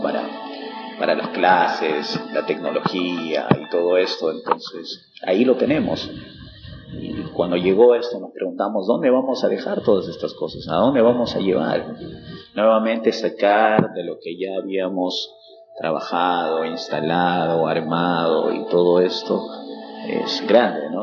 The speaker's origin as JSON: {"language": "Spanish", "region": "Huánuco", "country": "Peru", "tie": "born or raised there", "moved": "as an adult", "said": "fundadores de una iglesia muy grande allá en mi ciudad, en Huánuco, de las asambleas. Eh, bueno, yo crecí en un hogar cristiano"}